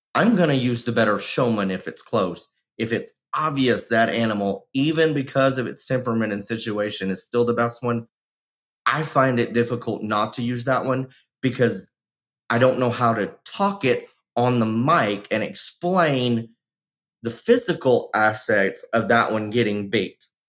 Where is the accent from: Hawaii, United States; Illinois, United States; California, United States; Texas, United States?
Texas, United States; my home state of texas